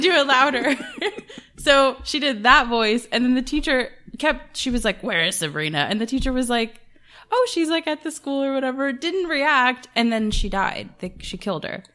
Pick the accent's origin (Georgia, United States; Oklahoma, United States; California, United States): Georgia, United States; Atlanta; I grew up in Atlanta